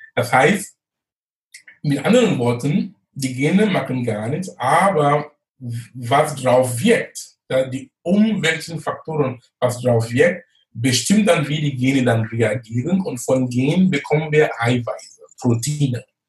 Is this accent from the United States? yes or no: no; Cameroon; born or raised there; moved away as an adult; also born or lived in Munich, Germany; now in Germany